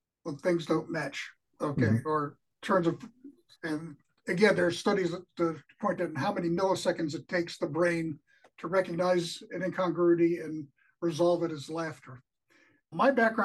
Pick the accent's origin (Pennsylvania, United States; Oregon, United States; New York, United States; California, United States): New York, United States; born or raised there; moved away as an adult; also born or lived in West Virginia